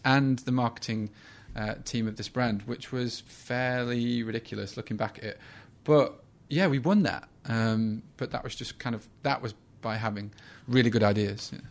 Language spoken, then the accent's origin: English; Sheffield, Yorkshire and the Humber, United Kingdom; the Sheffield Star, which is my hometown